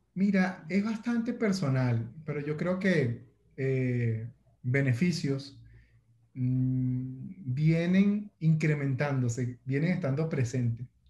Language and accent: Spanish; Venezuela; como venezolano